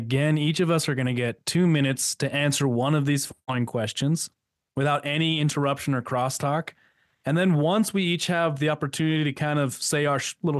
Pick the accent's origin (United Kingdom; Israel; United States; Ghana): United States; One of the things I am most proud of as an American is the fact that we are the longest lasting democracy in history.